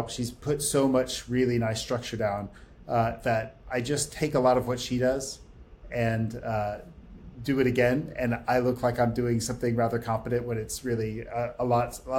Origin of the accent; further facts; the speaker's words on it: United States; I came from the States uh, to do a postdoc